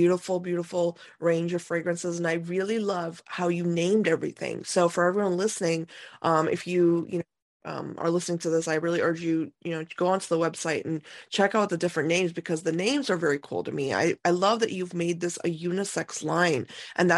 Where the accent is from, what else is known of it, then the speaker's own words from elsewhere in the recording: India; I am being Indian